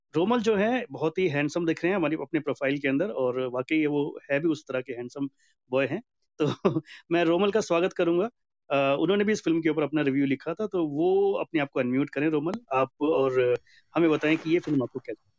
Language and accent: Hindi; Kerala, India; मैं भी केरला uh, से बिलोंग करता हूँ तो मैं भी एक साउथ का आदमी हूँ